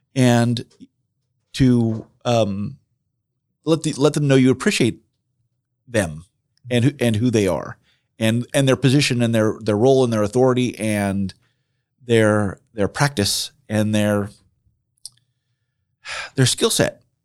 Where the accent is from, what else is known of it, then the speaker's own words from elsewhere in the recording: Southern California, United States; moved away as an adult; also born or lived in South Jersey; now in Marion, Indiana, United States; most of my growing up in, in Southern California